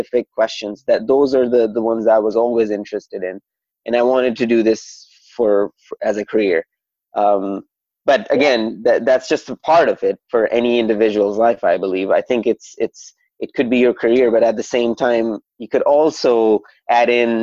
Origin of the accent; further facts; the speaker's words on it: Saudi Arabia; moved away; I am a first generation Pakistani that was born in Saudi Arabia.